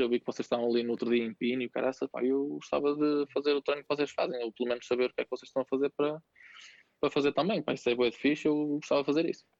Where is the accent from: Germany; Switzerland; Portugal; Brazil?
Portugal; Santo Tirso, Norte; also born or lived in Vila das Aves / Viseu; sou natural de, de Santo Tirso, do Conselho de Santo Tirso